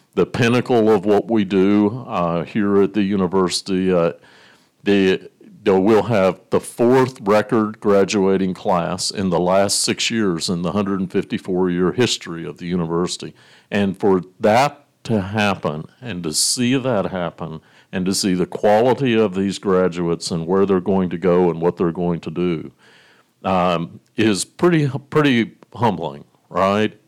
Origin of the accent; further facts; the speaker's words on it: Blue Ridge Mountains of western Virginia, United States; now in Lincoln, Nebraska, United States; I grew up, I'm a farm kid, from the, the hills, Blue Ridge Mountains of Virginia and western part of Virginia